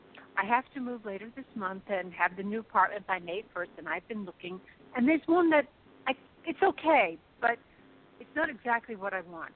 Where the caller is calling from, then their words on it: New York, United States; I'm calling from New York